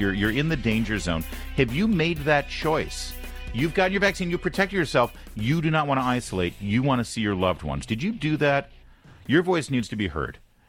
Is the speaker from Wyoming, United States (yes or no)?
no; Detroit, Michigan, United States; born there; I come from Detroit. I was born in Detroit originally, right?